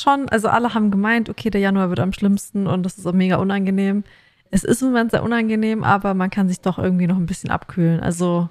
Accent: Germany; now in Australia; bei uns in Deutschland

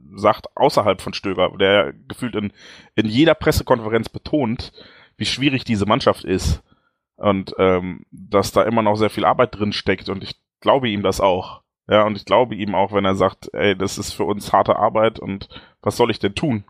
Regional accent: Dortmund, North Rhine-Westphalia, Germany; bei uns in Dortmund

